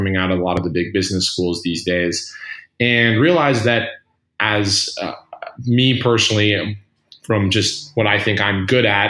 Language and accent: English; Colorado, United States; moved away as an adult; also born or lived in California / San Francisco / New York; I grew up in Colorado